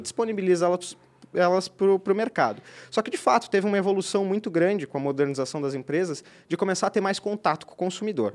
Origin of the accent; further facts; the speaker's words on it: Rio do Sul, Santa Catarina, Brazil; moved away as an adult; now in Blumenau, Brazil; Eu sou de Rio do Sul, né? Eu moro aqui há quase sete, quase oito anos também